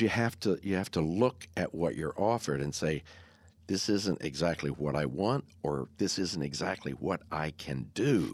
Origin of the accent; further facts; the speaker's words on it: Texas, United States; also born or lived in Wyoming; I was born in Wy, Wyoming and moved to Texas six months later